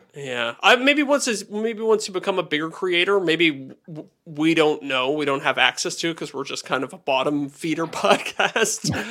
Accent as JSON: {"language": "English", "country": "Canada", "said": "I'm a Canadian and it's a much smaller market here"}